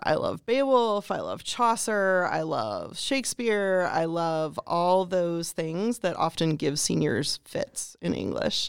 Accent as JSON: {"language": "English", "region": "Pennsylvania", "country": "United States", "tie": "born or raised there", "moved": "as an adult", "lives_now": "Greene County, United States", "said": "I grew up in Pennsylvania"}